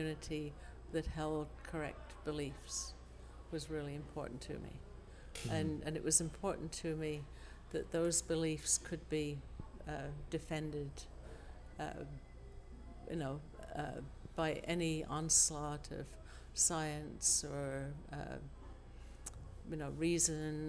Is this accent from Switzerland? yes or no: no; England, United Kingdom; moved away; also born or lived in Australia / Adelaide; I grew up in England, and then my parents emigrated to Australia.